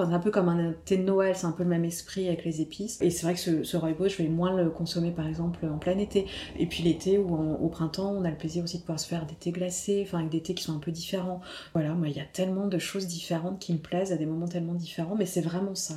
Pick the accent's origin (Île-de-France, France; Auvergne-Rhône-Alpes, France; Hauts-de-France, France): Île-de-France, France; Paris; Je suis une vraie parisienne, hein, une vraie parisienne qui dès qu'elle va ailleurs, à la campagne, euh, dès qu'elle voit un arbre ou une fleur, elle est en extase